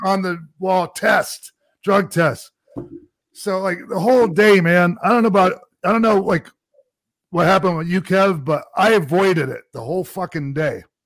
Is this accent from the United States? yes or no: yes; Tampa, Florida, United States; also born or lived in Minnesota; It was my hometown too. I'm Tampa boy